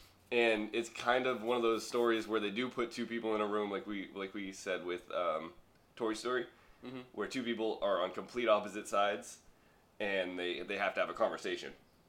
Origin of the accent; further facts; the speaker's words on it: East Coast, United States; Being that I'm from the East Coast, I am very familiar with the city